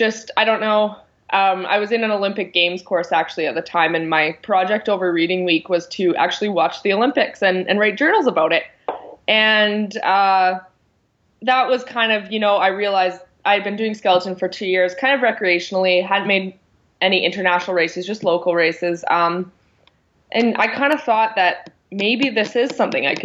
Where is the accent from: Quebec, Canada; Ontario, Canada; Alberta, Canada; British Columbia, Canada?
Alberta, Canada; Calgary; I ended up going to university here in Calgary, my hometown in Canada.